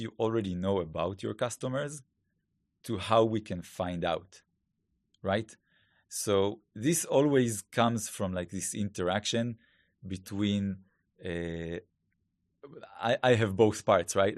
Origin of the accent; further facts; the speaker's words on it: Israel; accent: Hebrew; English is a second language; please excuse my Hebrew accent